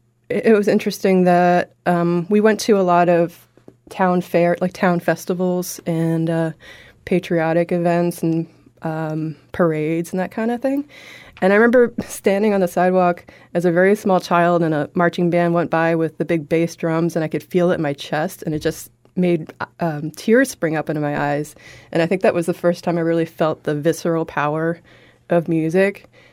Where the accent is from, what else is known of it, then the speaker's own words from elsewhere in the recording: Milford, Massachusetts, United States; I grew up in Milford, which is just between Boston and Worcester.